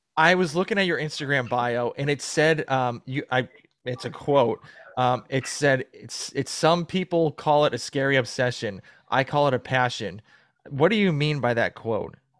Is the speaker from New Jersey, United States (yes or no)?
no; Massachusetts, United States; moved away as an adult; now in Georgia, United States; I'm from the East Coast, so I'm from originally from Massachusetts